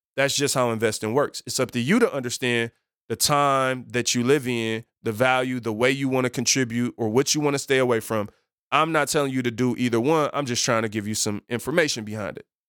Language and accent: English; Detroit, Michigan, United States; I grew up in Detroit on Seven Mile.